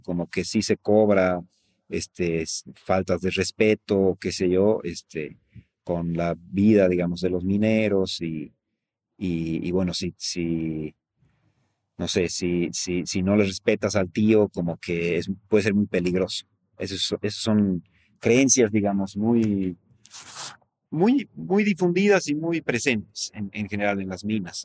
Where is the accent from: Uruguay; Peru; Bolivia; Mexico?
Bolivia; La Paz; yo soy de La Paz